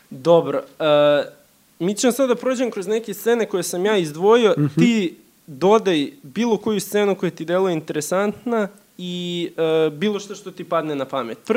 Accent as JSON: {"language": "Croatian", "country": "Serbia", "said": "eto, mi smo Srbi, oni su Srbi, to su neki naši daleki preci"}